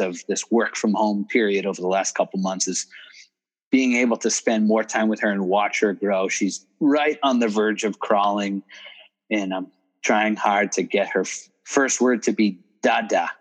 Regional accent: Boston, Massachusetts, United States; now in Houston, United States; I grew up in Boston

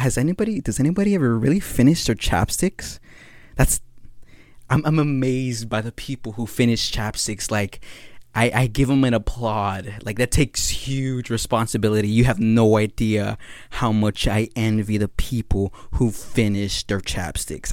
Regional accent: Guatemala; now in California, United States; I'm not from Mexico. I'm from Guatemala

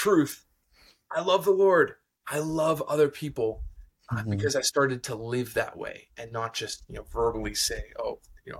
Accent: Ontario, Canada; I grew up in an amazing Christian home in Northern Ontario. So I'm a Canadian, which you might be able to hear

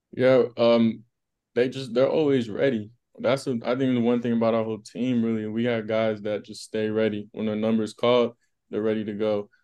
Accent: Las Vegas, Nevada, United States; moved away; I'm from Las Vegas. Um, that's my hometown

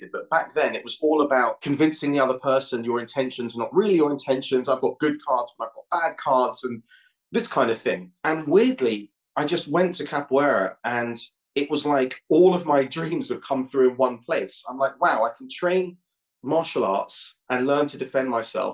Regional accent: London, United Kingdom; I grew up in London.

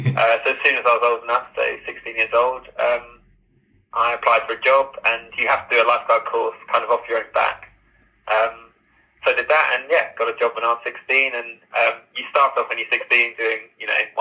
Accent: Mundesley, East of England, United Kingdom; I grew up in Mundley. So on the Norfolk coast.

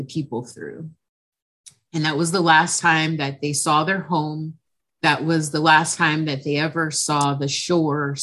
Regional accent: Carson, California, United States; I'm actually from Los Angeles, California. I'm a second generation. I actually live in a small city called Carson, which is, I'm actually a third generation Carsonian

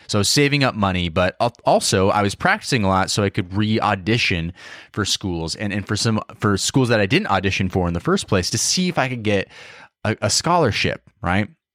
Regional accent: Idaho, United States; moved away as an adult; also born or lived in Seattle; I grew up in Idaho, like kind of a, you know, a smaller town

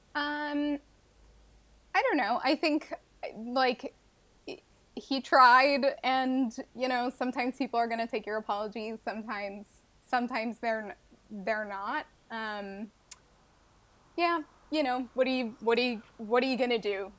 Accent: Montreal, Quebec, Canada; I am from Montreal, Quebec, in Canada

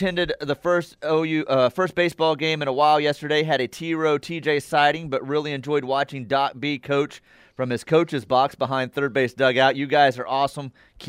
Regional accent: New Jersey, United States; I'm from New Jersey.

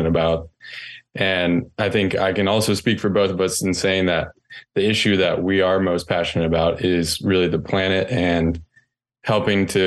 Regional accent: North Carolina, United States; I grew up in North Carolina and my grandfather there has a farm

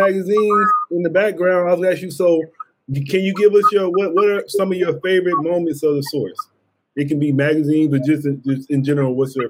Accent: Mississippi, United States; moved away as an adult; also born or lived in Oceanside, California; now in San Diego, United States; I was born in Mississippi, and then I've been in San Diego for like, I was born in Mississippi for 18 years, but I've been in San Diego for 38 years. I mean, 20 years.

